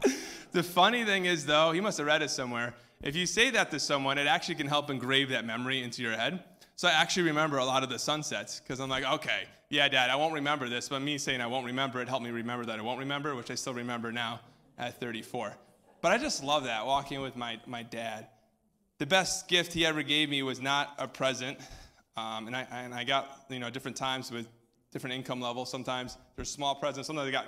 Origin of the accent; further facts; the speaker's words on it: Greenwich, Connecticut, United States; also born or lived in New Hampshire; I grew up in Greenwich, Connecticut, and then New Hampshire.